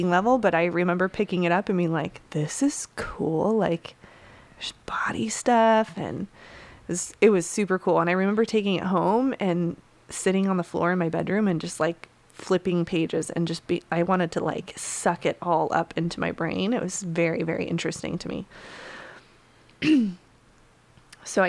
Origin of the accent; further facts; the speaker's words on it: Utah, United States; I grew up in Utah, as you know, in like a very small town.